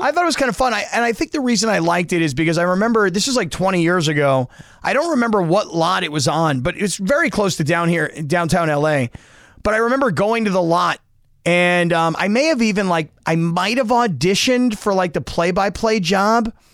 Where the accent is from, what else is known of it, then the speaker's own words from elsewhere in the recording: South Florida, United States; now in Los Angeles, United States; I grew up down in South Florida